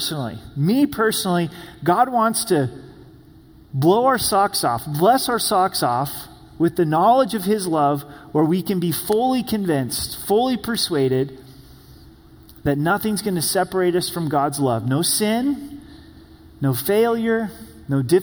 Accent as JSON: {"language": "English", "region": "Oregon", "country": "United States", "moved": "yes", "said": "I'm from the Promised Land, which is Oregon"}